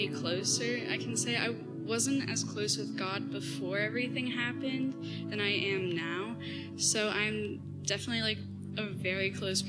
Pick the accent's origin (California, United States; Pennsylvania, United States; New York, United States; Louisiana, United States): Pennsylvania, United States; Chambersburg; also born or lived in Hanover, Pennsylvania; about 8 months ago, I abruptly moved from my mom's house over to my dad's house in Hanover. And I grew up in Chambersburg.